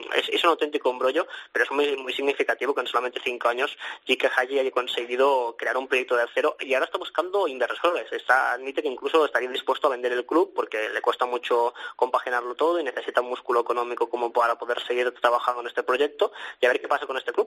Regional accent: Sabadell, Catalonia, Spain; somos de Sabadell

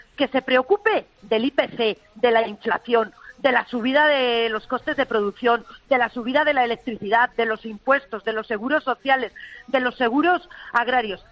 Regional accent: Spain; como ciudadana española y como ganadera

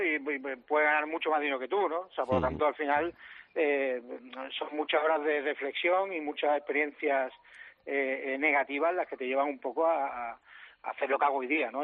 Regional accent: Andalusia, Spain; soy andaluz

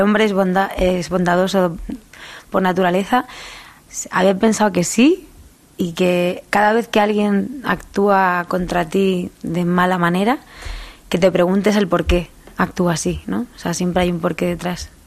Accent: Albacete, Castilla-La Mancha, Spain; accent: manchego and Murcian; also born or lived in Murcia; now in Madrid, Spain

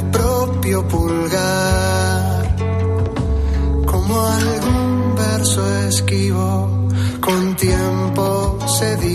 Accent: Madrid, Community of Madrid, Spain; Yo soy de Madrid

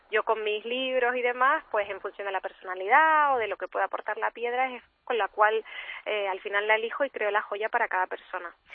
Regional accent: Canary Islands, Spain; accent: Canarian; yo soy canaria, como se me estará oyendo

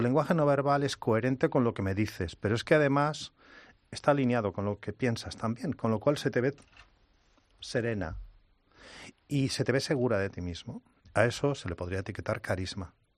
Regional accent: Spain; accent: Spanish; me dicen qué lindo acento español tienes

